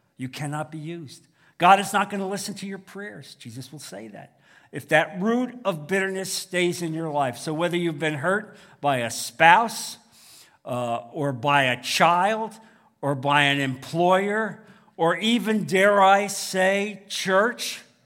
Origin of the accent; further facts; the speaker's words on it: New Jersey, United States; now in Naples, United States; growing up in New Jersey